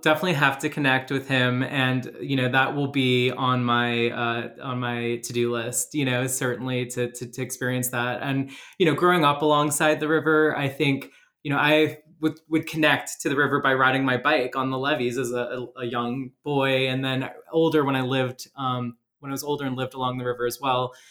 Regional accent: outside New Orleans, Louisiana, United States; I grew up like in New Orleans, outside New Orleans

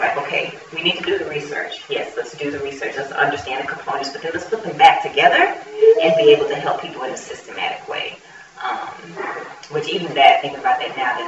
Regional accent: United States; as an American

